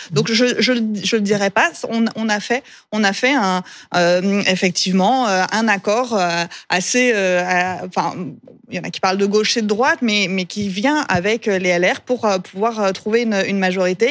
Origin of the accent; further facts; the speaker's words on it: Pays de Gex, Auvergne-Rhône-Alpes, France; je viens du pays de Gex, on est dans un secteur frontalier